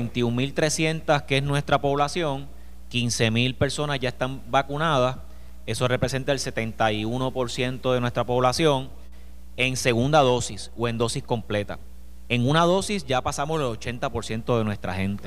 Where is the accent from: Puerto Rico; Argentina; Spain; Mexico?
Puerto Rico; Villalba